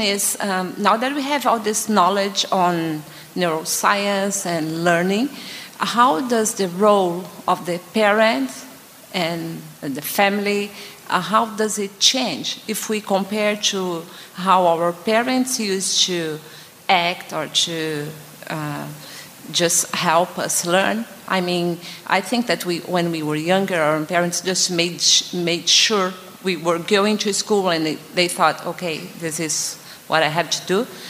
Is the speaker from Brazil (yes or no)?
yes; Brazil; we are from Brazil.